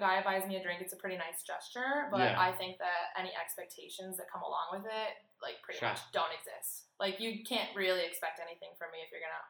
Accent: Minneapolis, Minnesota, United States; I go to the University of Wisconsin. I'm 21 years old. Junior. I'm from Minneapolis, Minnesota, so the Midwest. I'm a Midwestern girl, and I'm here studying abroad with you in Sydney, Australia.

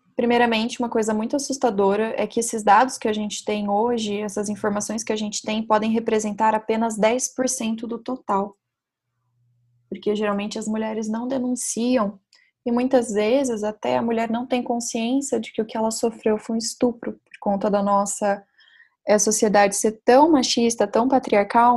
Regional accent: Brazil

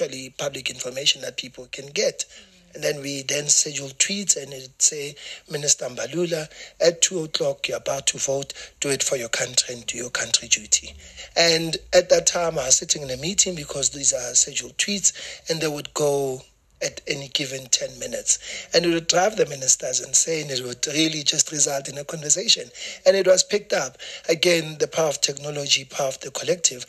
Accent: Soweto, Gauteng, South Africa; now in Johannesburg, South Africa; I was born and bred in Soweto. I went to a Soweto school.

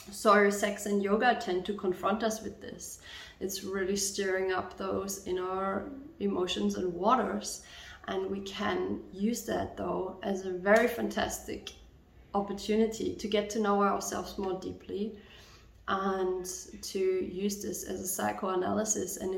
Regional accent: Germany; English is a second language; I'm from Germany, so there's a lot of focus on being well behaved, on not stepping too much out of the norm

